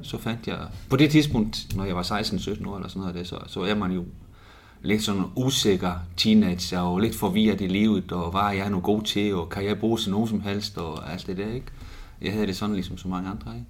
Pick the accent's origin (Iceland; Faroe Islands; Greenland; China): Iceland; Reykjavik, Capital Region; now in Odense, Denmark; i Reykjavik, ja, hvor jeg kommer fra